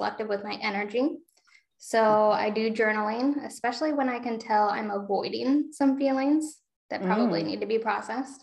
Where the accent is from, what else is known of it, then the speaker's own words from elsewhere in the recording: a small town in Iowa, United States; now in Solon, United States; I am from a small town in Iowa that doesn't even have what you would call six city blocks.